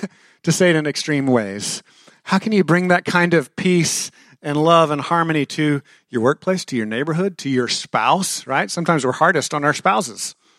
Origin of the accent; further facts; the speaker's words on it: Texas, United States; I'm a Texan